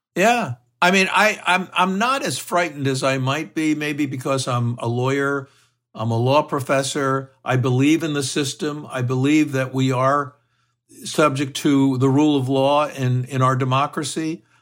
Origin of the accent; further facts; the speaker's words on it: Texas, United States; my home state of Texas